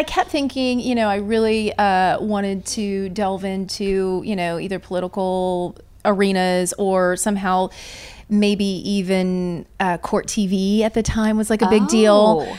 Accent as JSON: {"language": "English", "region": "Indiana", "country": "United States", "also_born_or_lived": "Louisville, Kentucky", "said": "I am from Indiana originally."}